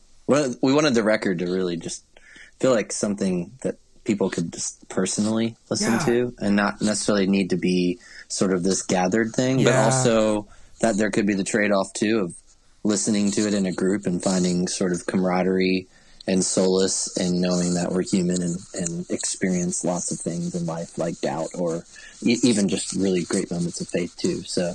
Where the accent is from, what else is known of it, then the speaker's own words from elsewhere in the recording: Maryland, United States; And so I grew up on the East Coast of the States in the state of Maryland. And I grew up in a small church there